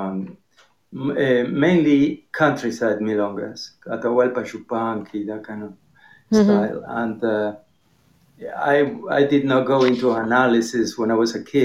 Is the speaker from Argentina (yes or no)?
yes; Argentina; moved away as an adult; now in United States; I grew up playing tango in Argentina.